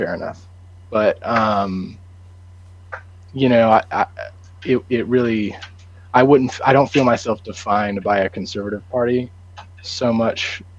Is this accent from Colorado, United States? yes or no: yes; Colorado, United States; moved away as an adult; now in Nashville, United States; I grew up in Colorado with JMO and went to school in Nashville.